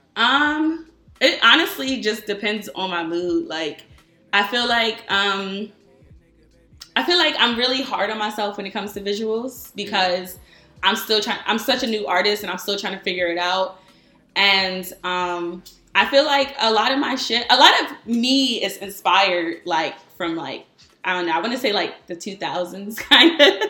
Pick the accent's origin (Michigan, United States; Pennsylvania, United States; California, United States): Pennsylvania, United States; Norristown; moved away; also born or lived in New York / Philadelphia; I'm from Norristown